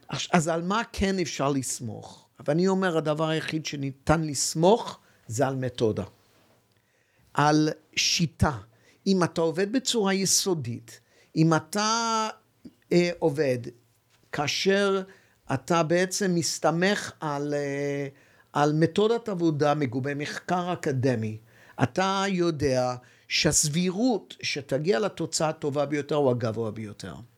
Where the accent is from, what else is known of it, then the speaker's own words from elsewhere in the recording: Hong Kong; now in Israel; יליד הונג קונג, ואבי גדל בשנגחאי